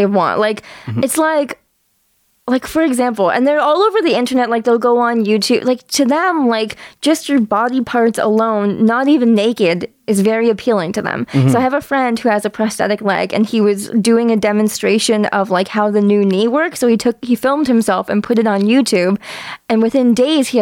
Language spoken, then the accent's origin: English; Kitchener-Waterloo, Ontario, Canada; also born or lived in Sarnia, Ontario; I was born in Sarnia, then my parents lived in Kitchener-Waterloo